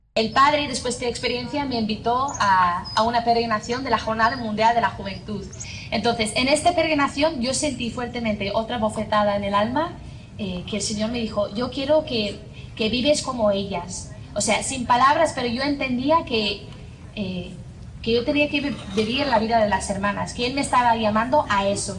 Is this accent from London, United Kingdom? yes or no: no; Northern Ireland, United Kingdom; accent: strong Irish; Spanish is a second language; moved away; soy de Irlanda del Norte, tengo 28 años